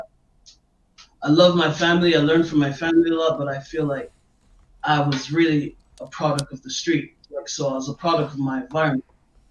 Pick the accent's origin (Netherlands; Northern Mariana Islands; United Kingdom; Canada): Canada; Montreal, Quebec; also born or lived in Washington, D.C., United States / Maryland, United States; Canada's always been my home